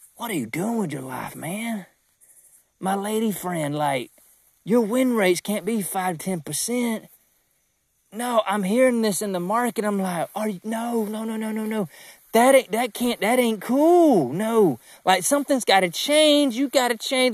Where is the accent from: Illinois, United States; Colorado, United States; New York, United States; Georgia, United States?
Georgia, United States; South; I'm from Georgia, man. I'm from South Georgia